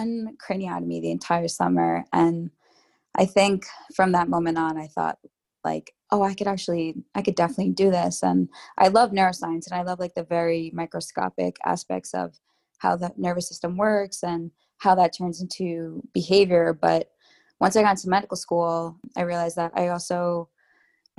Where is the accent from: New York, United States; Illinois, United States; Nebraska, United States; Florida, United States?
New York, United States; I'm a New Yorker through and through. And part of the reason I've stayed in New York my whole life